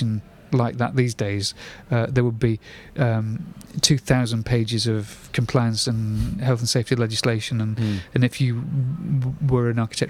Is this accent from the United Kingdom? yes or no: yes; Salford, North West England, United Kingdom; also born or lived in Bolton; now in Altrincham, United Kingdom; I was brought up in the posh part of Salford, Worsley, and made Altrincham my home when I finally left my parents' home when at the ripe old age of 26.